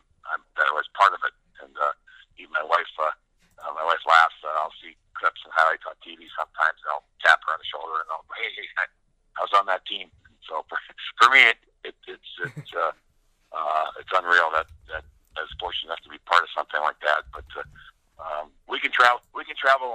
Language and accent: English; Minnesota, United States; I'm from Minnesota. I played for the University of Minnesota Gophers.